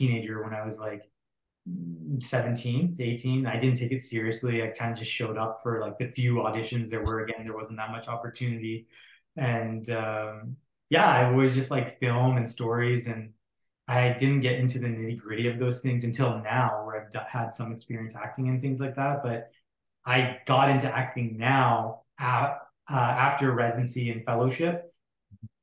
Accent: Surrey, British Columbia, Canada; also born or lived in Alberta / Abbotsford, British Columbia; now in Vancouver, Canada; I grew up in Surrey up until 12. And then we moved to Abbotsford, then I onward 12 to 18 or so. That's where I lived and grew up

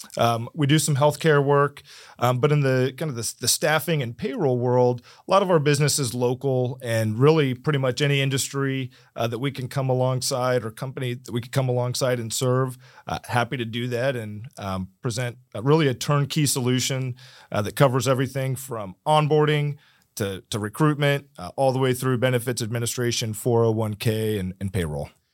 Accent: Martin County, Florida, United States; also born or lived in San Diego; I was born and raised in Martin County

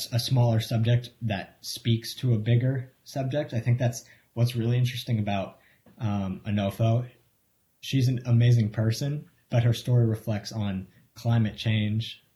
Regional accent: Marion, Massachusetts, United States; I grew up in Marion, Massachusetts

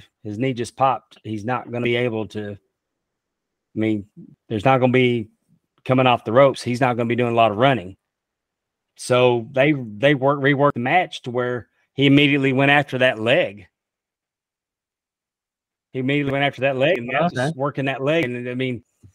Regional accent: Texas, United States; also born or lived in Utica, Mississippi; I grew up in Texas

